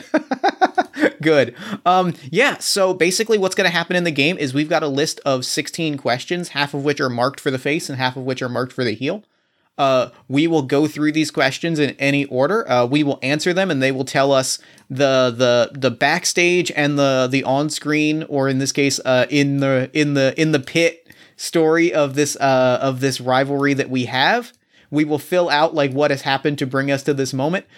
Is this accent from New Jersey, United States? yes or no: yes; New Jersey, United States; I grew up in South Jersey, not far from Atlantic City